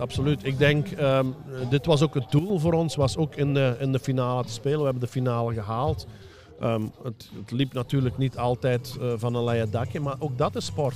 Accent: Belgium; moved away as an adult; also born or lived in Germany; Ik ben tien jaar uit België weg geweest. Eh, en toen ik in 2009 vertrok naar Duitsland

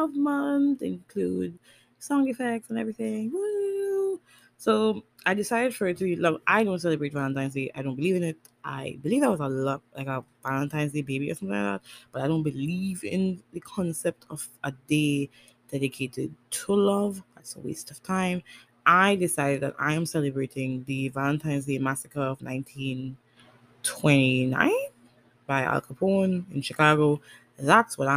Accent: Tobago, Trinidad & Tobago; also born or lived in Trinidad; I'm from Tobago

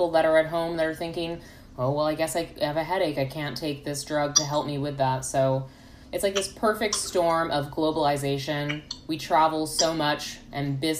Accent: Canada; moved away as an adult; now in United States; as a Canadian, and I've only lived in the States for like a year and a half

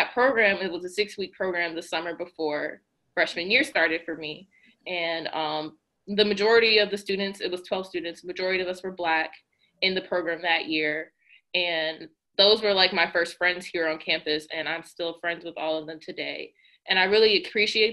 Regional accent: Cleveland, Ohio, United States; I'm from Cleveland

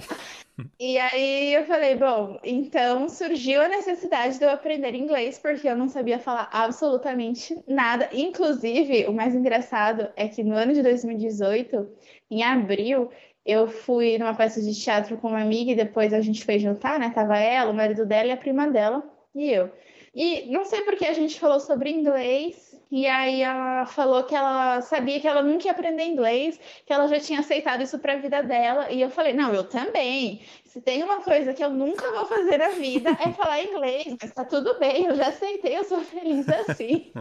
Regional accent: São Paulo, Brazil; as duas eram do Brasil e as duas eram de São Paulo.

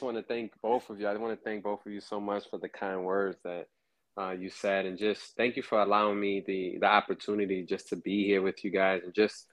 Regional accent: New York City, New York, United States; also born or lived in Harlem; I was born in Harlem, raised in Brooklyn

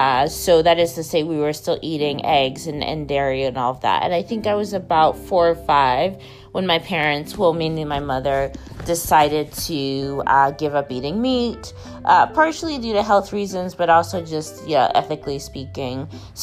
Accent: Maine, United States; growing up in Maine

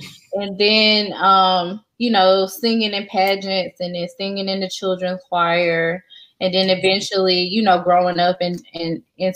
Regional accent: Wilson, North Carolina, United States; also born or lived in Fayetteville, North Carolina; we moved to Wilson, North Carolina when I was 8 years old. Wilson is Eastern North Carolina. So we moved there for my mom's job in like 98, 99 or something like that. And that's where I finished high school. That's where I grew up

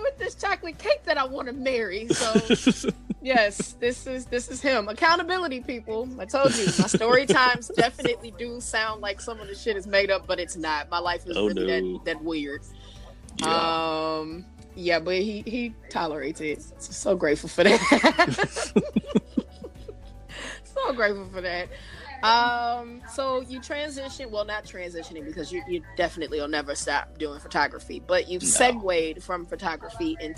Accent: Detroit, Michigan, United States; I grew up in Detroit

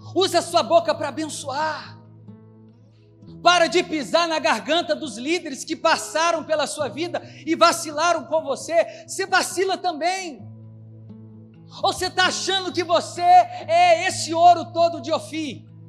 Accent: Belo Horizonte, Minas Gerais, Brazil; na minha terra, Belo Horizonte

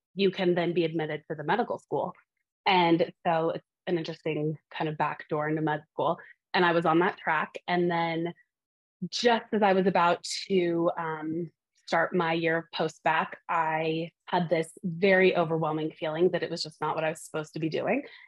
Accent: Montana, United States; now in Boston, United States; I am from the beautiful state of Montana

